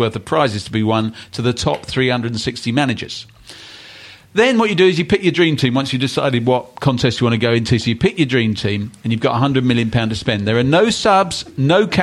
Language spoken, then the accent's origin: English; London, United Kingdom; I grew up in West London